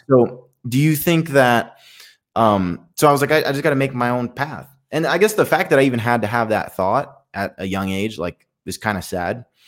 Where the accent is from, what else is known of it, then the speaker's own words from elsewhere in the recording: Allentown, Pennsylvania, United States; first language Spanish; English is a second language; moved away; my hometown, and I grew up, grew up in the hood